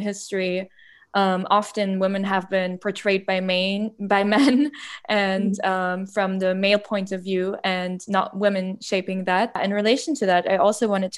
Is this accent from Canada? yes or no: no; Germany; I grew up in Germany, and I remember in high school